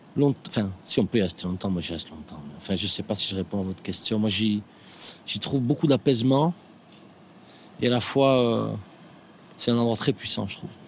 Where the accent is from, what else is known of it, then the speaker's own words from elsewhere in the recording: Biarritz, Nouvelle-Aquitaine, France; ici, évidemment, euh, c'est là où j'ai grandi, donc c'est à la fois euh, le Pays basque